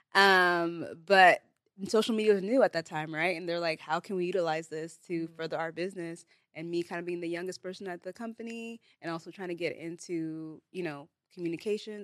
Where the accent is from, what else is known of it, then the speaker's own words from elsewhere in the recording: Bay Area, California, United States; first language Igbo; I'm from the Bay Area